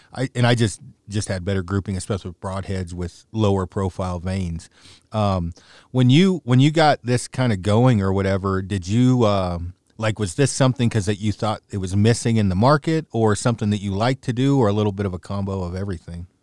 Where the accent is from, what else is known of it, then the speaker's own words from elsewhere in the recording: Oregon, United States; moved away; my hometown, sort of, state in Oregon